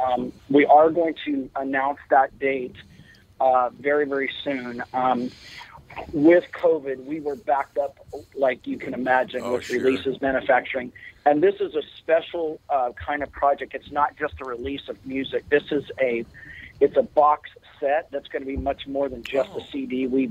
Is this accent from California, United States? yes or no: yes; Bakersfield, California, United States; I mean, I'm from Bakersfield, California, where not one but two iconic figures in the country music